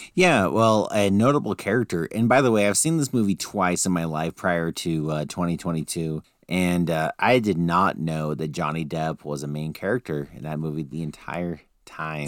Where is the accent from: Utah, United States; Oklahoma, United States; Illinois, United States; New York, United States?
Utah, United States; we're from Utah